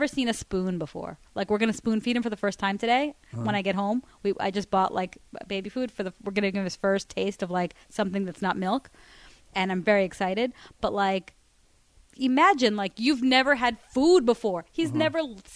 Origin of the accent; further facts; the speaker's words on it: Miami, Florida, United States; I grew up in Miami